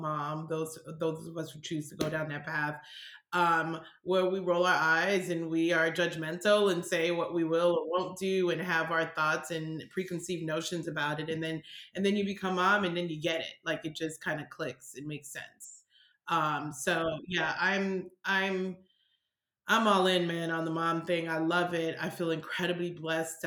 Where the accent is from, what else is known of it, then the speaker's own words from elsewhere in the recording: Miami, Florida, United States; also born or lived in New York; I was born in New York, raised in Miami, went to, you know, high school, and went to the U, shout out to the U, University of Miami